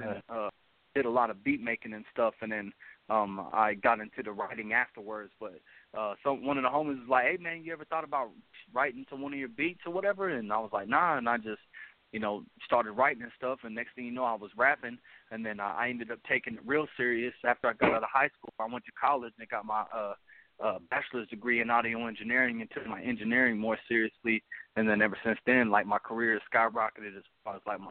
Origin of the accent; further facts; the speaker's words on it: Denver, Colorado, United States; now in Enid, United States; I'm from Denver, Colorado, but I live in Enid, Oklahoma right now.